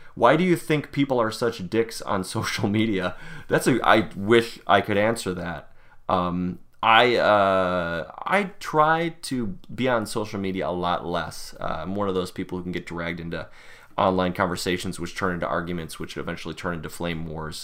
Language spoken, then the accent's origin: English; Buffalo, New York, United States; I am a Buffalonian, probably like a lot of people listening to this. Born and raised in Western New York